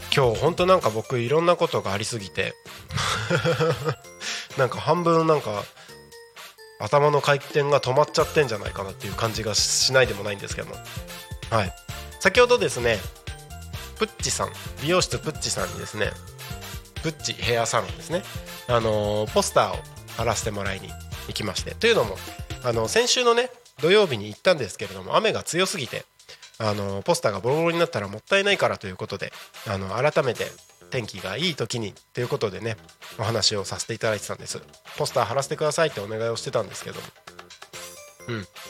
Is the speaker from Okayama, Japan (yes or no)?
no; Takko, Aomori, Japan; 青森県田子町出身